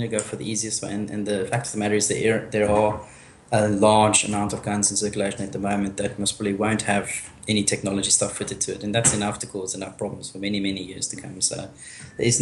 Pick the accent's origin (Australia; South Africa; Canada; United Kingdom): South Africa; I'm South African, and I mean, I've grown up with guns being in the house all the time